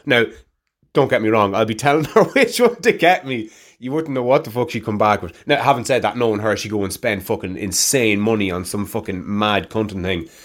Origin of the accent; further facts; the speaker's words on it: Ireland; Gaelic, my native tongue